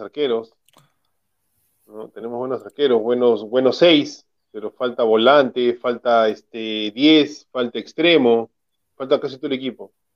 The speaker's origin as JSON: {"language": "Spanish", "region": "Lima", "country": "Peru", "tie": "born or raised there", "said": "yo viví desde que nací en el RIMAC"}